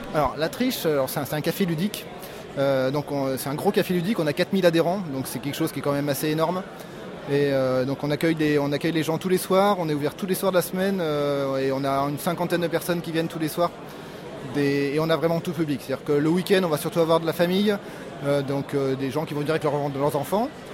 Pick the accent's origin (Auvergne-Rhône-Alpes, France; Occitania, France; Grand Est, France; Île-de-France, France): Auvergne-Rhône-Alpes, France; Lyon; je suis de Lyon, lyonnais